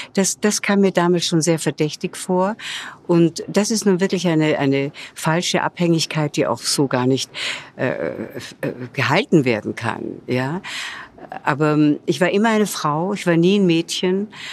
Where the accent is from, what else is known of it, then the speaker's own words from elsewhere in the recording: Vienna, Austria; moved away as an adult; also born or lived in Hollywood; now in Munich, Germany; meiner Heimatstadt Wien